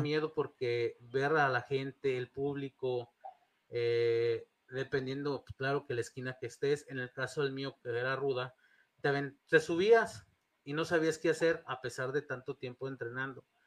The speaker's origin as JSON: {"language": "Spanish", "town": "León", "region": "Guanajuato", "country": "Mexico", "also_born_or_lived": "Monterrey, Nuevo León", "said": "soy de León, pero nacido en Monterrey, Nuevo León"}